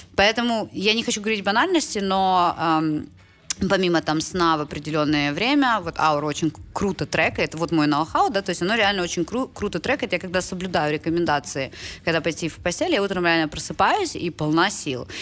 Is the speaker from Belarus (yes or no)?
no; Ukraine; moved away as an adult; also born or lived in United States; я из Украины